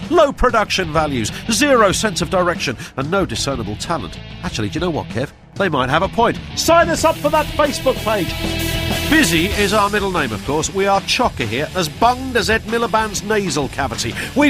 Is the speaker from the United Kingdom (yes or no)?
yes; Scunthorpe, Yorkshire and the Humber, United Kingdom; born there; accent: northern; now in Bromley, United Kingdom; Well, I was born in the north. I was born in Scunthorpe. So, yes, I did have a northern accent up to the age of...